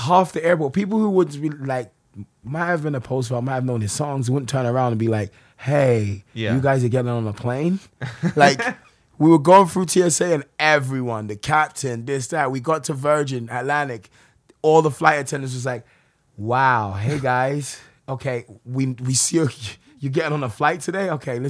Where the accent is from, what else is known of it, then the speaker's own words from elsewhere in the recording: London, United Kingdom; accent: weird New York London; moved away as an adult; also born or lived in New York; Brixton, South London.